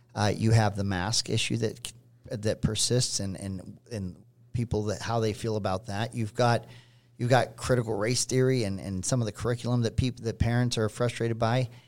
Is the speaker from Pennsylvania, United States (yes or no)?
yes; Pittsburgh, Pennsylvania, United States; I grew up in Pittsburgh